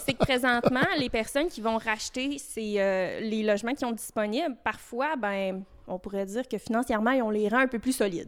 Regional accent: Fermont, Quebec, Canada; also born or lived in Chicoutimi; je suis native euh, de Fermont, puis je souhaite faire ma vie ici.

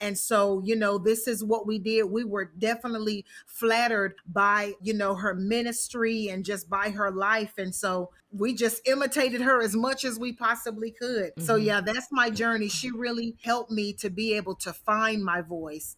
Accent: the South, United States; growing up in the South

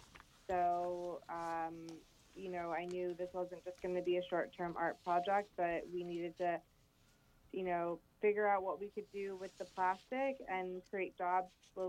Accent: Detroit, Michigan, United States; also born or lived in New York; I grew up in Metro Detroit. I went to high school in Birmingham at Roper and grew up between, you know, Huntington Woods and Clinton Township.

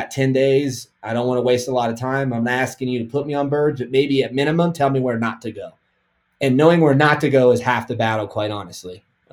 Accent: Kansas, United States; born there; now in Colorado, United States; So I was born in Kansas. I live in Colorado, but I hunt 6 or 7 states a year.

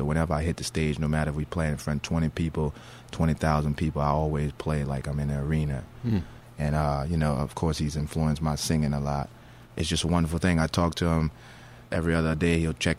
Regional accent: New Orleans, Louisiana, United States; That's a street that I grew up on in New Orleans in the Treme neighborhood. Well, myself and Big D on the Congas, we lived across the street from each other as children

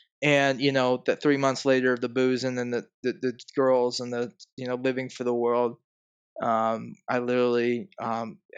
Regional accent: Cleveland, Ohio, United States; I'm from Cleveland, Ohio, originally

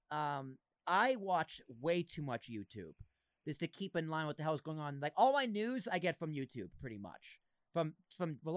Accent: Massachusetts, United States; Oh, you're from Mass? I, I grew up in Massachusetts.

